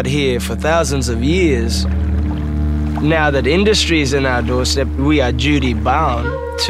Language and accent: English; the Kimberley, Western Australia, Australia; up here, people around this particular area in the Kimberleys, we've never really engaged with industry.